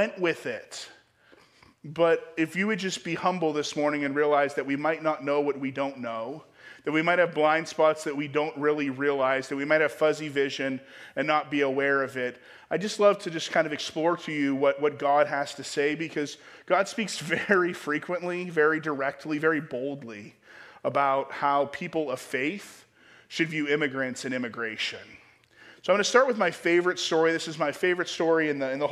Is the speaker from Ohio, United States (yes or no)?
yes; Ohio, United States; moved away; I grew up in Ohio